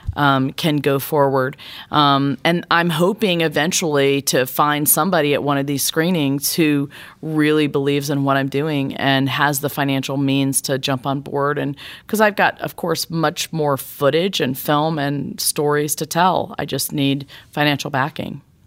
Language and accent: English; Laurel, Mississippi, United States; my hometown of Laurel, Mississippi